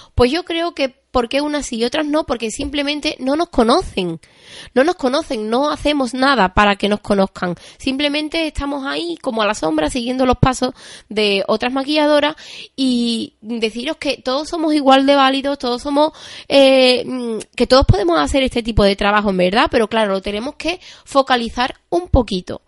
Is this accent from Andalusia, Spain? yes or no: yes; Seville, Andalusia, Spain; yo soy de Sevilla